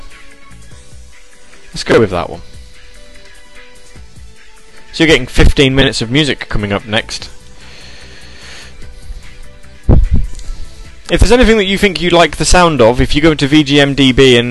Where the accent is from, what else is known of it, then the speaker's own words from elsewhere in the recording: England, United Kingdom; I am English